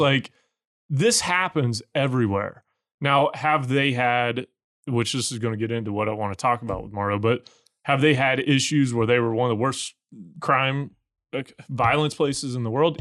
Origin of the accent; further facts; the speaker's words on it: United States; I'm the American version of him